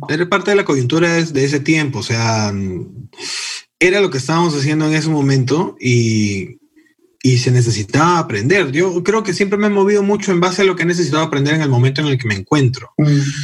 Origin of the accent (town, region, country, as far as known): Peru; also born or lived in United States